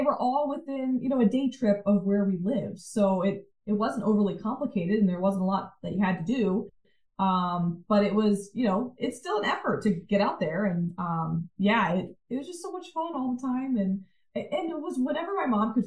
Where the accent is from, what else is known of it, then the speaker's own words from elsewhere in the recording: Virginia, United States; we grew up in Virginia